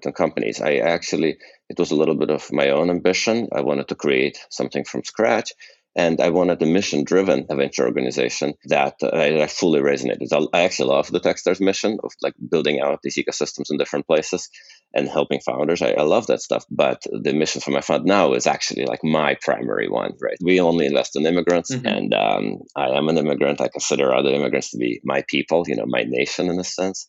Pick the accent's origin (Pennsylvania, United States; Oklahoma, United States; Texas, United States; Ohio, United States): Texas, United States; Houston; also born or lived in Moscow, Russia; now in Boston, United States; I'm from Moscow, Russia, and I came over to the United States with my parents as refugees in 1979. Grew up in Houston